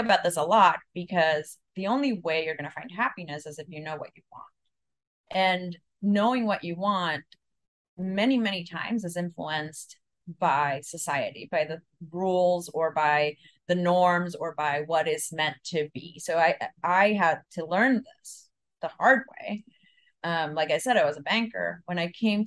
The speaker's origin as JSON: {"language": "English", "country": "El Salvador", "also_born_or_lived": "Mexico", "moved": "yes", "said": "I'm from El Salvador"}